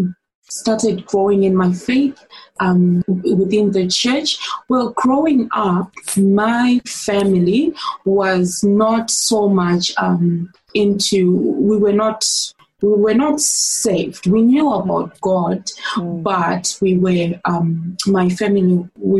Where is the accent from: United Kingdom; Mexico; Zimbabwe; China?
Zimbabwe; moved away as an adult; now in Melbourne, Australia; So I'm originally from Zimbabwe in Africa, Southern Africa.